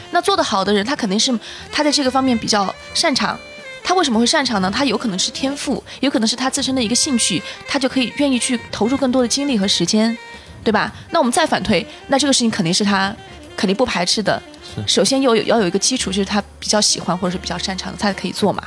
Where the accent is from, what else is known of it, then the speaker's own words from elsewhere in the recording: Chengdu, Sichuan, China; first language Mandarin; moved away as an adult; also born or lived in Manchester, United Kingdom; 我是成都人，嗯。啊，土生土长的